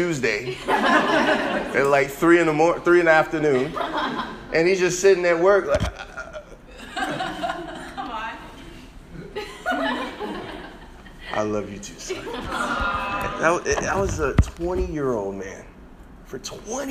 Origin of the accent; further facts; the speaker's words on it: Chicago, Illinois, United States; Me growing up in Chicago